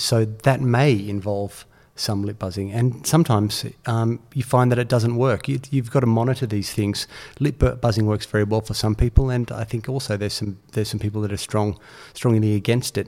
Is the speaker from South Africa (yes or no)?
no; Australia; as a young player growing up in Australia